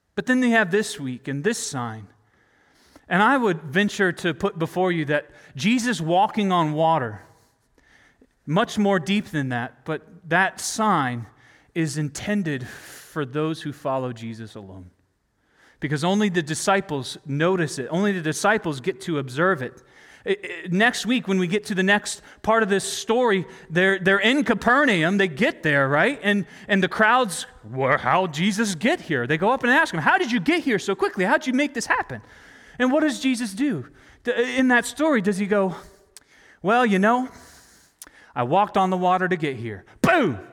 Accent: North Carolina, United States; I grew up in North Carolina

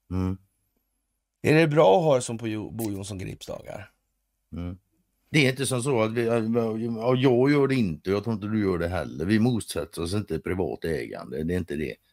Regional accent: Sweden; som svensk.

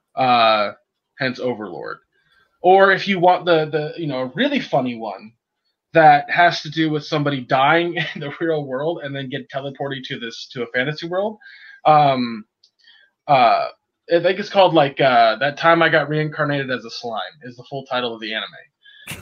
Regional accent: California, United States; as a Californian

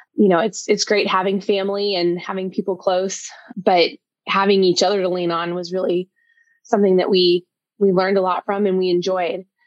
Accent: Colorado Springs, Colorado, United States; moved away as an adult; also born or lived in Georgia / Virginia / New York / Hawaii; now in Vermont, United States; we grew up in Colorado Springs

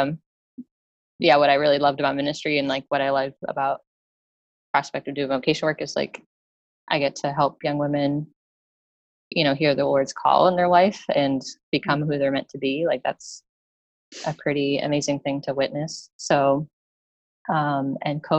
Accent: upstate New York, United States; moved away; So I grew up in New York, upstate New York

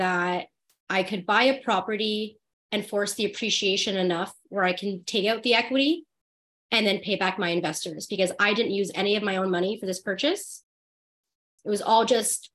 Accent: Ottawa, Ontario, Canada; born and raised in Ottawa, been here my whole life.

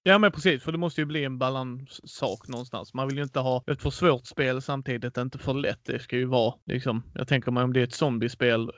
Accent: Skåne, Sweden; Jag är själv Skånepåge och bott här hela mitt liv

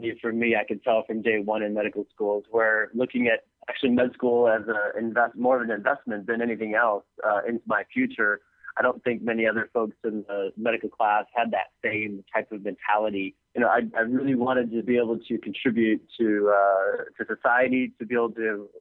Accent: San Diego, California, United States; also born or lived in Michigan; I'm from Michigan, but grew up in San Diego

